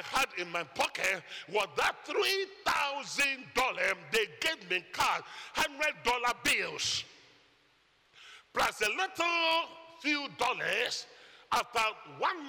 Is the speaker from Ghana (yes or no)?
yes; Ghana; moved away; I'm from Ghana and not Guyana.